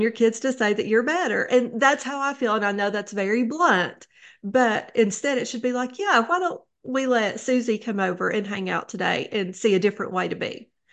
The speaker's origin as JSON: {"language": "English", "town": "Neon", "region": "Kentucky", "country": "United States", "tie": "born or raised there", "moved": "yes", "lives_now": "Wise, Virginia, United States", "said": "I grew up in Neon, Kentucky. That is in Letcher County"}